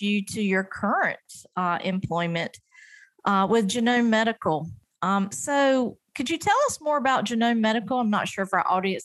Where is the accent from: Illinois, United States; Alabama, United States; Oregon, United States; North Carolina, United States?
North Carolina, United States; North Carolina, which is my home state